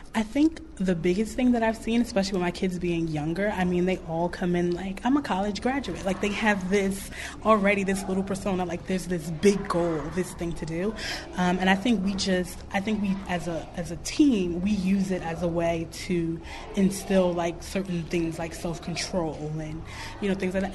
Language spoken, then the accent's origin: English; New York, United States; now in Clarksdale, United States; I'm from New York.